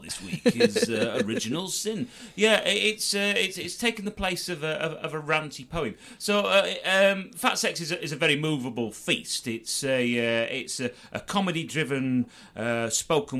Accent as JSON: {"language": "English", "country": "United Kingdom", "said": "I am allegedly British, but this is just an accident of geography"}